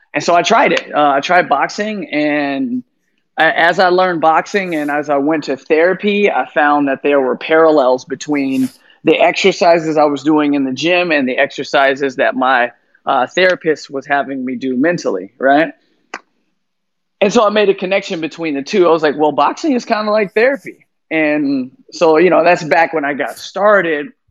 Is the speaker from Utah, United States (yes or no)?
no; San Francisco, California, United States; also born or lived in Chicago, Illinois; now in Miami, United States; I'm from San Francisco